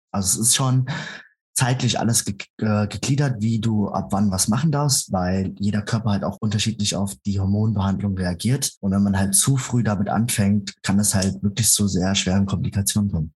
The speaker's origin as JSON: {"language": "German", "town": "Frankfurt am Main", "region": "Hesse", "country": "Germany", "tie": "born or raised there", "said": "ich bin in Frankfurt am Main geboren"}